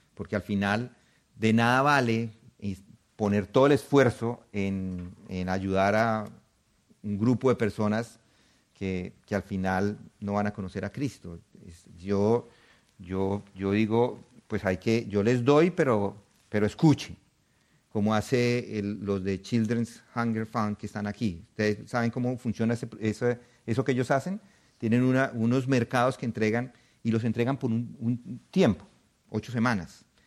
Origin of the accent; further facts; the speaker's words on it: Colombia; moved away; Nosotros salimos en los 90 de Colombia